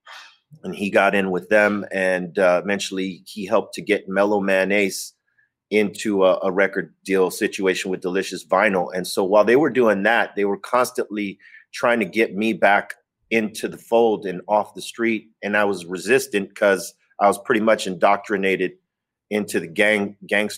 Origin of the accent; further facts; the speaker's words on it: Los Angeles, California, United States; I was born and raised in Los Angeles